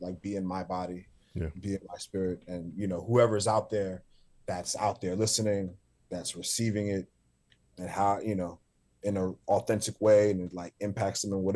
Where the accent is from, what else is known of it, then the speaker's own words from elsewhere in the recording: New York City, New York, United States; the church that I grew up in South Jamaica, Queens, on Guy R. Brewer Boulevard